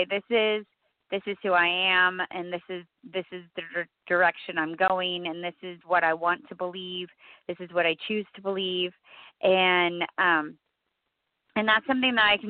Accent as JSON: {"language": "English", "region": "California", "country": "United States", "said": "I'm from California"}